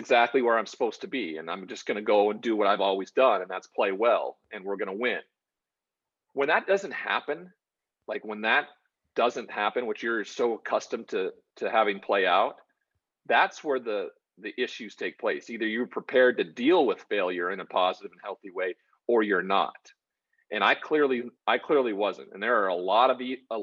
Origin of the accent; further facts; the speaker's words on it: Great Falls, Montana, United States; I'm from Great Falls, Montana. So I'm from a very small town in a very small populated state